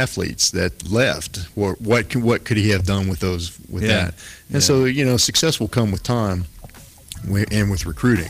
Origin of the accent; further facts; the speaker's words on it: Pennsylvania, United States; I'm being from Pennsylvania